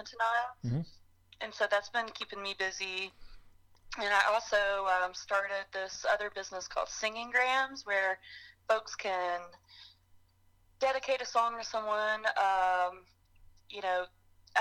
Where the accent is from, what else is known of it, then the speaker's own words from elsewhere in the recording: Marshall, North Carolina, United States; also born or lived in Boone, North Carolina; I grew up in Marshall.